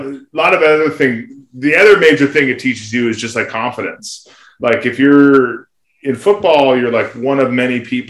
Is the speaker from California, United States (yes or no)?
yes; Santa Barbara, California, United States; also born or lived in Fairbanks, Alaska / Reno, Nevada; I grew up in Santa Barbara.